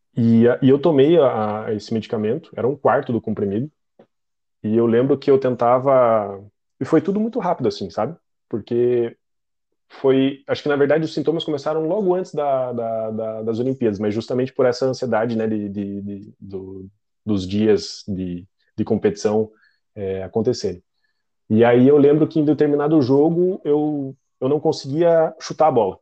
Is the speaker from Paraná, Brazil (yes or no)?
yes; Curitiba, Paraná, Brazil; sou de Curitiba